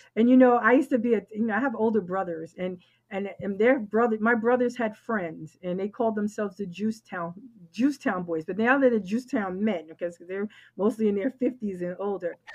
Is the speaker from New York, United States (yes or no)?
yes; New York City, New York, United States; I'm from the Bronx